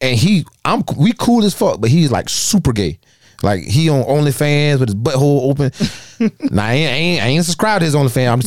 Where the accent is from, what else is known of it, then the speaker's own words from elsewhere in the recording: Darlington, South Carolina, United States; I grew up 30 seconds from Mayo High School